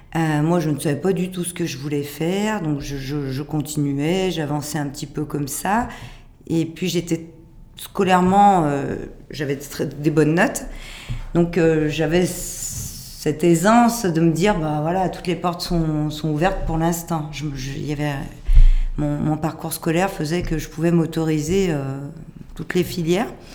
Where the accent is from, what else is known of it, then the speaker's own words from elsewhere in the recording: Lyon, Auvergne-Rhône-Alpes, France; je suis lyonnaise, je suis née à Lyon d'une famille lyonnaise